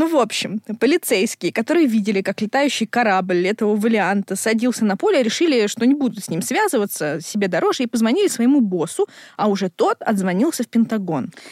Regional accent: Zhulebino, Moscow, Russia; я отсюда, я из Жулебина.

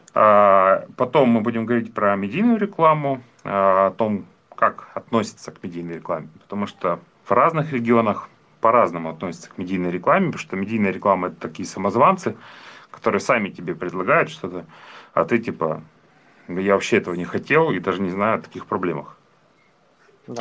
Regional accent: Yekaterinburg, Sverdlovsk Oblast, Russia; являюсь коренным екатеринбуржцем

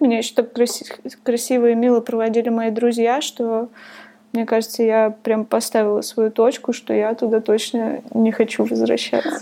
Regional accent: Divnogorsk, Krasnoyarsk Krai, Russia; moved away as an adult; now in Thailand; Я жила в Красноярске. Я родилась в Дальногорске. Это очень маленький город рядом с Красноярском.

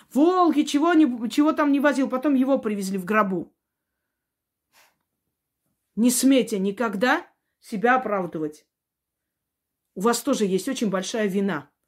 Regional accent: Georgia; born there; moved away; я видела лично, я родилась в Грузии. Мы уехали оттуда, потому что нам не давали ни образования, ни работу, ничего, перекрыли все.

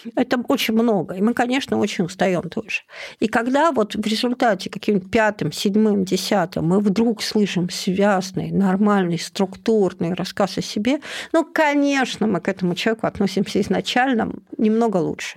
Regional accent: Vologda, Vologda Oblast, Russia; moved away as an adult; also born or lived in Moscow; я из Вологды

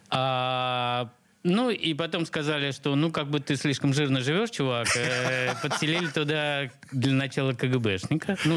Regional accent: Saint Petersburg, Russia; born there; родился в Ленинграде.

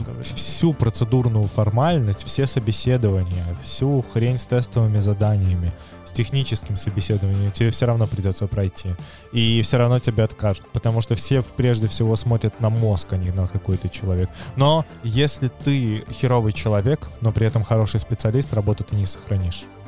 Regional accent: Minsk, Belarus; moved away as an adult; я все равно вернулся в Минск с большой радостью, как в дом

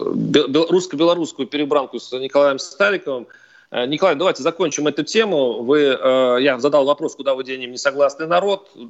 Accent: Belarus; американцы доверяют намного больше выборам своим, чем мы, белорусы, вместо взяты.

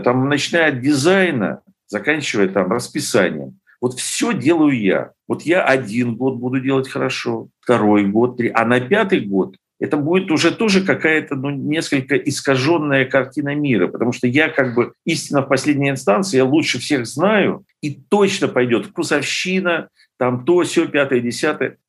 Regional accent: Lviv, Lviv Oblast, Ukraine; я вот родился во Львове

